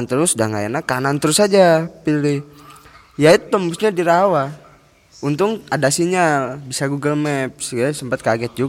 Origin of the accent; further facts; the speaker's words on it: Klaten, Central Java, Indonesia; by the way kita juga dari Klaten ya